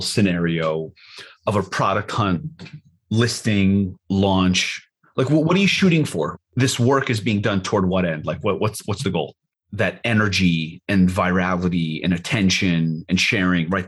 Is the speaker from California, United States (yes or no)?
no; New York, United States; moved away; we're from New York